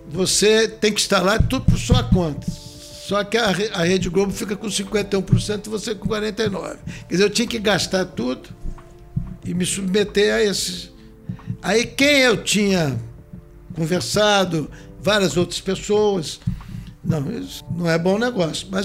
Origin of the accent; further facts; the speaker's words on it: Cachoeiro de Itapemirim, Espírito Santo, Brazil; moved away as an adult; now in Vitória, Brazil; Quando eu saí de Cachoeiro, que eu vim ser deputado